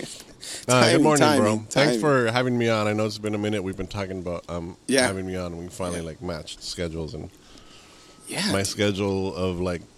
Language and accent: English; Los Angeles, California, United States; I grew up in East